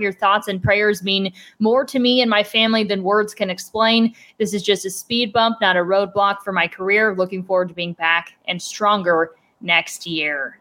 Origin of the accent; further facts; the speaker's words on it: Cleveland, Ohio, United States; moved away as an adult; now in Arizona, United States; I am from the Cleveland area